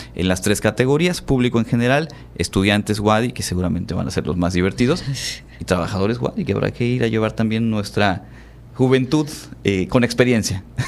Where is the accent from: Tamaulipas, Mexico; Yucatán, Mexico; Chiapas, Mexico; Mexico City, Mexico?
Yucatán, Mexico; aquí en nuestra, en nuestra región, por supuesto, somos orgullosos del Hanalpichán